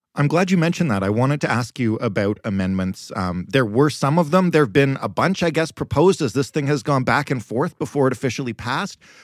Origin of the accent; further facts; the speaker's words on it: Canada; I'm Canadian